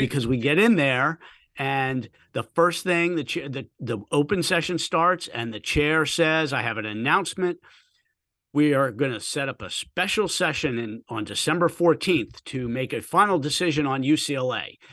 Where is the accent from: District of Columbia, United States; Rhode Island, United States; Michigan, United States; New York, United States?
District of Columbia, United States; Washington; moved away; I grew up Washington, D C area